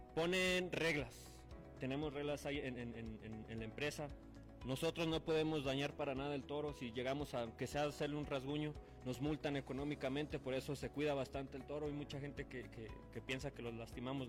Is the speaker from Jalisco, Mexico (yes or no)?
yes; Lagos de Moreno, Jalisco, Mexico; yo soy de Lagos de Moreno, de Lagos de Moreno, Jalisco